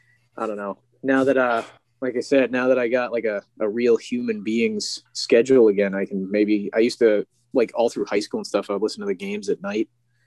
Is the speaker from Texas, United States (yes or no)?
no; Boston, Massachusetts, United States; It's just we're essentially to the rest of the country. We are from Boston.